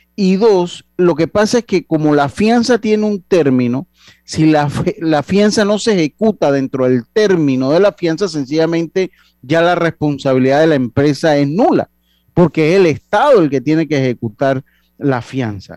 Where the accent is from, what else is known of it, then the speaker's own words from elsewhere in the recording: Panama; somos panameños.